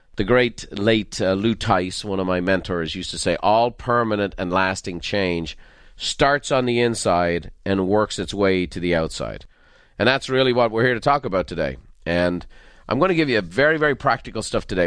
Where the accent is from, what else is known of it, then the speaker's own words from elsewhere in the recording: Dublin, Leinster, Ireland; I'm from Dublin